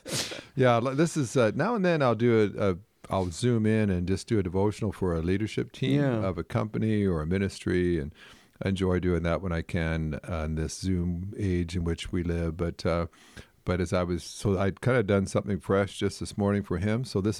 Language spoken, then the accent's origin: English; Canada; I remember years ago, I grew up in Canada, and I remember watching people play hockey